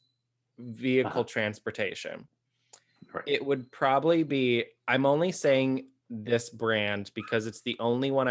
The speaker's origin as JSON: {"language": "English", "area": "Hodunk", "region": "Texas", "country": "United States", "tie": "born or raised there", "said": "So growing up in Hodunk, Texas, we had shop class"}